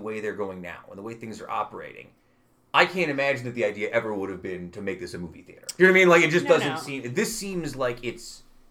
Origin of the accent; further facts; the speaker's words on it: Utica, New York, United States; I grew up on Ballantyne Bray. This was, you know, I lived in South Utica